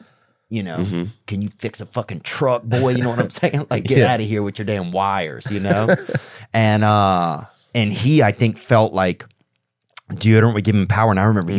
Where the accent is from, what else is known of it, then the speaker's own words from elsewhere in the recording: Louisiana, United States; because I'm from Louisiana.